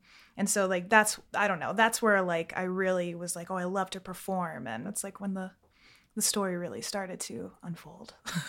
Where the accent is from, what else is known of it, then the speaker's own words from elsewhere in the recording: Fort Lauderdale, Florida, United States; No, I'm not. I'm from Florida, Fort Lauderdale. It's like, I didn't really grow up in Fort Lauderdale, but I found myself in Fort Lauderdale. So I feel like that's my home, basically.